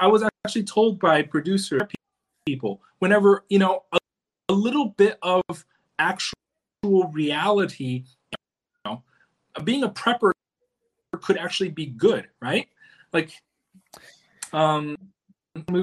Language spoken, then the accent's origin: English; United States; I'm all American